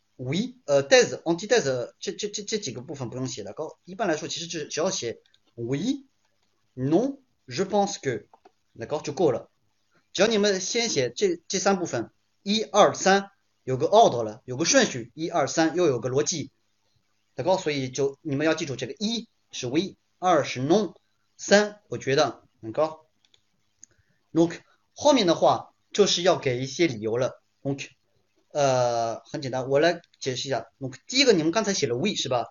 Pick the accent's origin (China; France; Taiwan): France; first language French and Chinese; 我们法国人